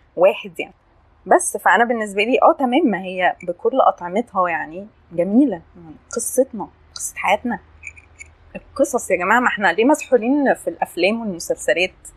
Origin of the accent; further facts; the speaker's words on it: Asyut, Asyut Governorate, Egypt; moved away as an adult; also born or lived in London; now in Cairo, Egypt; انا اتربيت في اسيوط